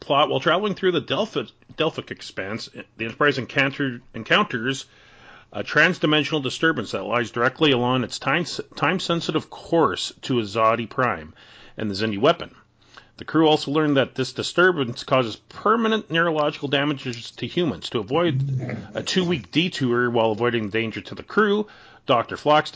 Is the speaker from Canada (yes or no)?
yes; Canada